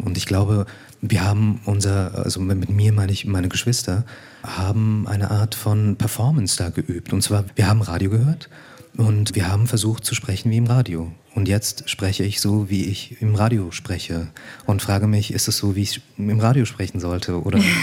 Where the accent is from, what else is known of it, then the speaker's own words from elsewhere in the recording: Liestal, Basel-Landschaft, Switzerland; moved away as an adult; now in Berlin, Germany; mein Aufwachsen in der Schweiz